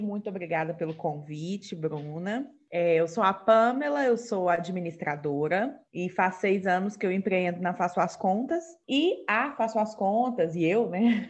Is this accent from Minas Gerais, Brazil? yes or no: yes; Minas Gerais, Brazil; Eu sou mineira